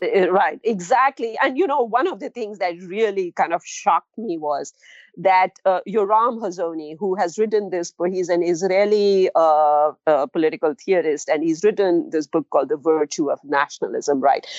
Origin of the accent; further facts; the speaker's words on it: India; moved away; also born or lived in New Delhi; I'm from India